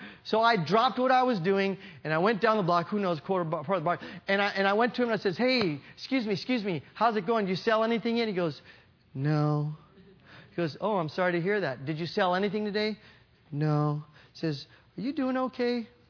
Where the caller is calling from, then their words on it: Hayward, California, United States; I'm calling from California. I'm a pastor in Hayward, California.